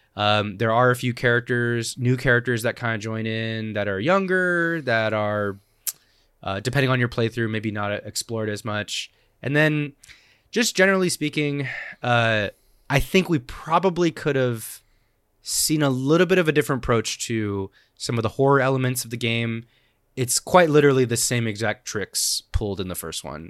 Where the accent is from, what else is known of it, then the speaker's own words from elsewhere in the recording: Oregon, United States; I grew up in Oregon